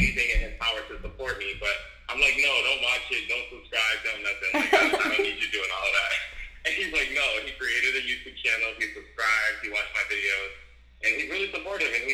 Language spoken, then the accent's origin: English; Boston, Massachusetts, United States; also born or lived in Washington, District of Columbia, United States; I'm actually from Boston